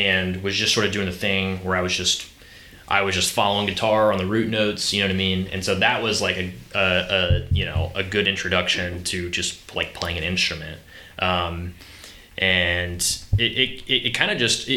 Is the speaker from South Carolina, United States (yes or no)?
yes; Charleston, South Carolina, United States; also born or lived in Columbia, South Carolina; I grew up here in Charleston, and I moved to Columbia to go to USC